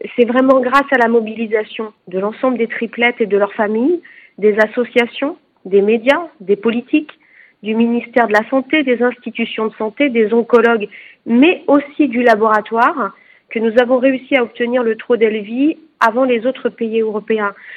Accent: France; chez nous en France

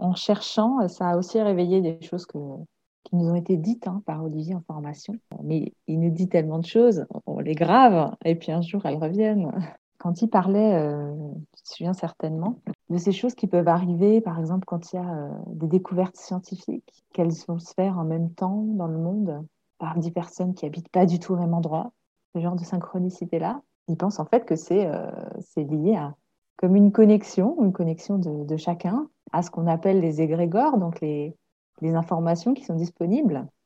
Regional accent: Alsace, Grand Est, France; moved away as an adult; now in Comines, France; Donc, moi, à la base, je suis alsacienne

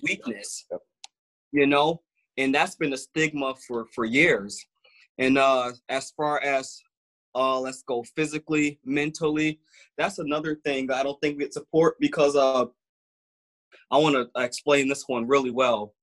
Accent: Grand Rapids, Michigan, United States; also born or lived in Muskegon, Michigan; grew up in uh, Grand Rapids, Michigan. So I was born in Muskegon, but wow. then I moved to Grand Rapids at about six years old, and I've been here ever since.

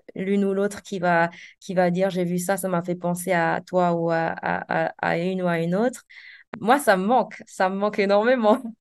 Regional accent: Alsace, Grand Est, France; moved away as an adult; also born or lived in London; now in Zanzibar, Tanzania; je suis née et j'ai grandi en Alsace, euh, dans un petit village

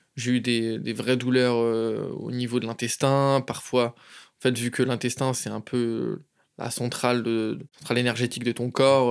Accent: Chantilly, Hauts-de-France, France; moved away as an adult; now in Barcelona, Spain; Je suis d'originaire de France de base, à côté de Paris, dans une ville qui s'appelle Chantilly, donc à 45 minutes de Paris.

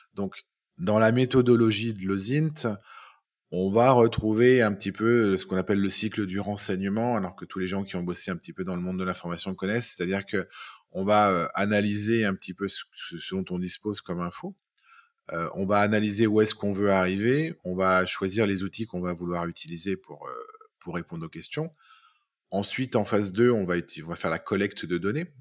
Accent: Lyon, Auvergne-Rhône-Alpes, France; je suis lyonnais, j'ai 45 ans

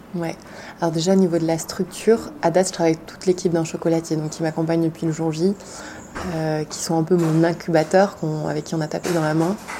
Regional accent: France; also born or lived in Paris / Compiègne; J'ai grandi en France, entre Paris et la forêt de Compiègne.

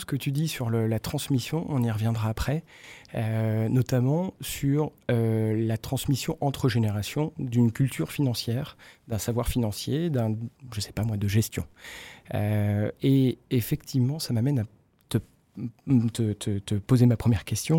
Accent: Brittany, France; Mes parents étaient commerçants en Bretagne. Mhm. Euh, dès que je peux placer que je suis breton

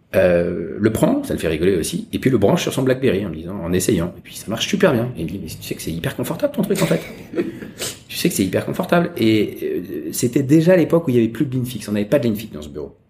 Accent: Paris, Île-de-France, France; moved away as an adult; now in Hong Kong; quand j'étais petit, à faire des circuits imprimés. J'allais rue d'Odessa acheter des, des machines

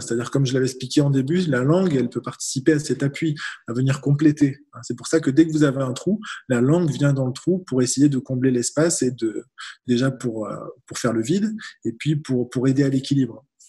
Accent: France; on est beaucoup de Français dans cette situation

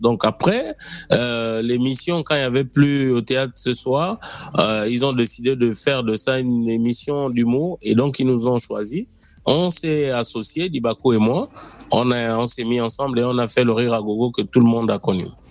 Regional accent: Gabon; first language Punu; French is a second language; ma langue maternelle, le Pounou. C'est, c'est, avec ça que j'ai grandi

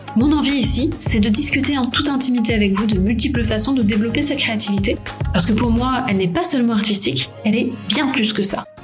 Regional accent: Paris, Île-de-France, France; moved away as an adult; also born or lived in Toulouse; À la base, j'étais de Paris.

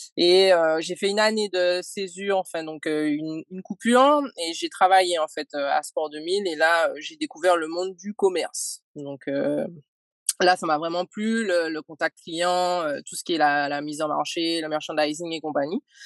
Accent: Martinique; moved away; martiniquaise. Euh, je suis née et j'ai grandi en Martinique.

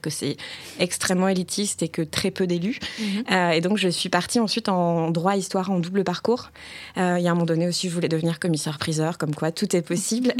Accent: Bordeaux, Nouvelle-Aquitaine, France; Je suis originaire de Bordeaux, j'en suis assez fière. Donc je dis rose, poche et chocolatine.

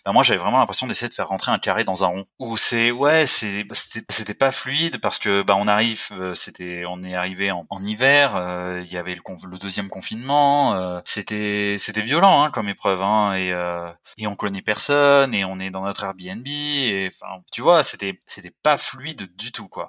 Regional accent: Provence-Alpes-Côte d'Azur, France; moved away as an adult; also born or lived in Toulouse / Paris / Mauritius; now in Berlin, Germany; je suis originaire du sud-est euh, des Alpes-Maritimes. J'ai étudié, euh, bah, j'ai étudié jusqu'au lycée là-bas

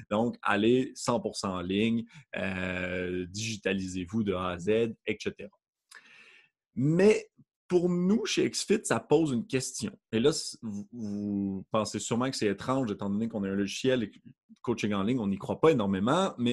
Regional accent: Quebec, Canada; accent: Quebec; donc je suis, comme vous pouvez peut-être le remarquer avec mon léger accent du Québec

